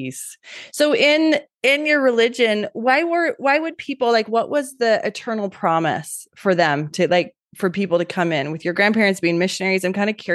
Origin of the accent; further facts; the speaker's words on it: Utah, United States; also born or lived in Alabama; born and raised in Utah